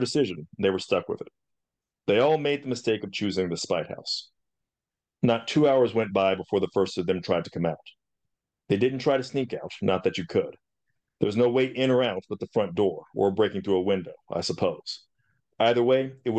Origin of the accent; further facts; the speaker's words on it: Mississippi, United States; now in San Antonio, United States; I grew up in Mississippi